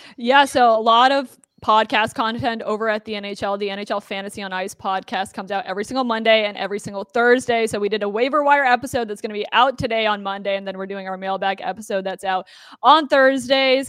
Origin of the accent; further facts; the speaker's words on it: Toronto, Ontario, Canada; now in United States; I'm also from Toronto